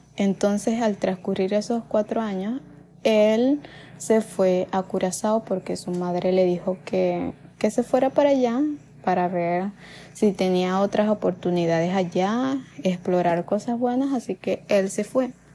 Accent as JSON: {"language": "Spanish", "country": "Venezuela", "said": "en ese tiempo la situación en mi país"}